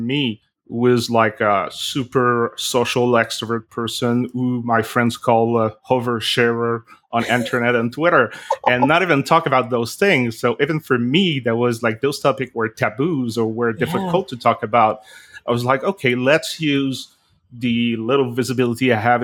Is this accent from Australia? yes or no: no; Canada; now in Montreal, Canada; I am a Canadian, a French-Canadian living in Montreal in Canada.